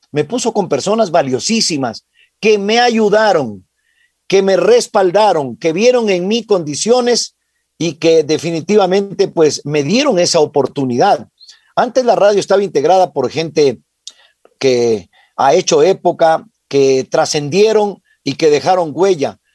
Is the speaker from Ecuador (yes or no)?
yes; Piñas, El Oro, Ecuador; now in Quito, Ecuador; yo nací en Piñas, provincia del Oro